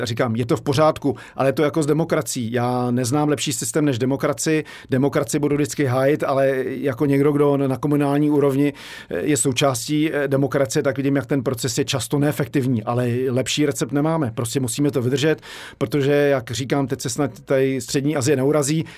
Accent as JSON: {"language": "Czech", "region": "Prague", "country": "Czechia", "tie": "born or raised there", "also_born_or_lived": "Benešov", "said": "jsem tady vyrostl"}